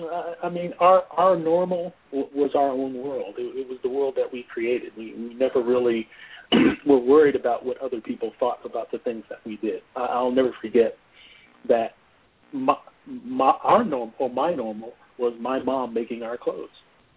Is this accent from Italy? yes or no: no; New Jersey, United States; also born or lived in Georgia; Half and half. I grew up in New Jersey and I grew up in Georgia.